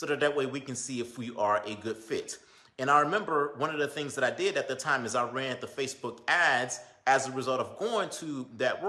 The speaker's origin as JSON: {"language": "English", "area": "Belle Glade", "region": "Florida", "country": "United States", "tie": "born or raised there", "lives_now": "Boynton Beach, United States", "said": "my hometown, you know, Belgrade"}